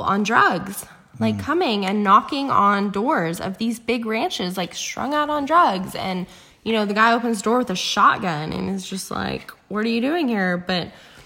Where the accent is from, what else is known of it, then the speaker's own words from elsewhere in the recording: Pipe Creek, Texas, United States; my sister and I grew up in Pipe Creek